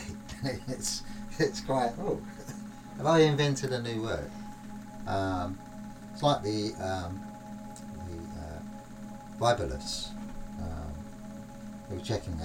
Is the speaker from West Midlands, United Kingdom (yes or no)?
no; London, United Kingdom; accent: London; in London, being a Londoner